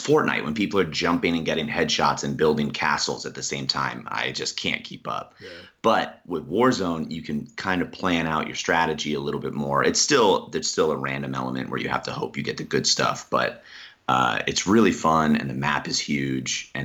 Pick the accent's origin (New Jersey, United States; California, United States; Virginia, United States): New Jersey, United States; moved away; also born or lived in Harrisburg, Pennsylvania; I was born in Pennsylvania, but I grew up in New Jersey.